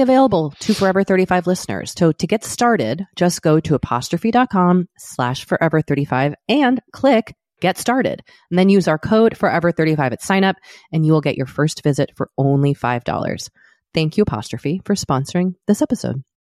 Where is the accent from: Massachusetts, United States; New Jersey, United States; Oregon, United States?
Massachusetts, United States; Boston; moved away as an adult; also born or lived in Maine / New York; now in Los Angeles, United States; I also grew up in Boston